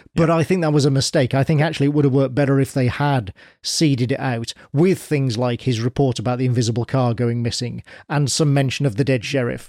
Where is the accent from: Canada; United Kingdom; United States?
United Kingdom; as a Brit